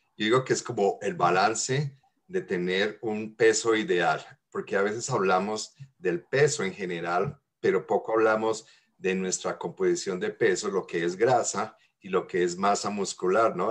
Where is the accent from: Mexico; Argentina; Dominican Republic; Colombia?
Colombia; moved away; en mi infancia allá en Colombia.